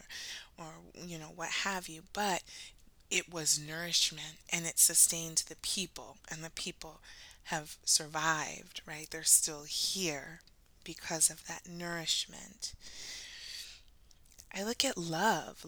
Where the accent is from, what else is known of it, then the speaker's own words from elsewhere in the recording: United States; my own lineage as Black American, those of us who were born on the water, as we say, and, you know, America is our home, it is our country